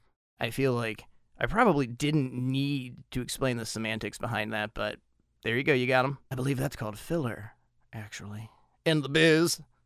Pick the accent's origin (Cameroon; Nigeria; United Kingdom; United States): United States; I'm speaking as an American